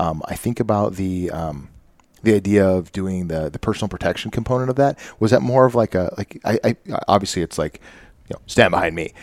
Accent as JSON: {"language": "English", "area": "the Northwest", "region": "Pacific Northwest", "country": "United States", "tie": "born or raised there", "moved": "yes", "said": "as a child growing up in the Northwest"}